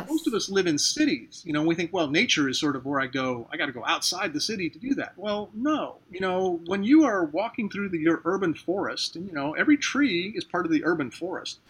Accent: Ohio, United States; now in St. Petersburg, United States; I'm originally from Ohio.

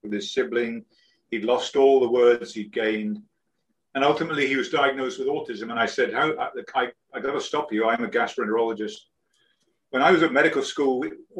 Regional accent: United Kingdom; moved away as an adult; also born or lived in London; now in Florida Keys, United States; I'm British, and I live at the moment. I live on a sailboat. I'm down in the Florida Keys

